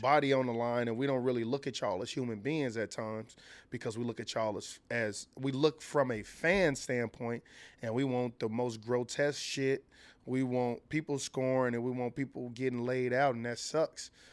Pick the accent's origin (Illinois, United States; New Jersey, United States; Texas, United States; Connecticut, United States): Illinois, United States; Chicago; I'm from Chicago